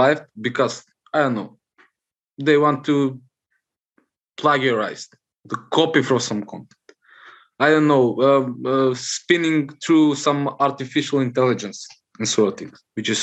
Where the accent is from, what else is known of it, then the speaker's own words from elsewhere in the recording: North Macedonia; from Macedonia, Southeast Europe.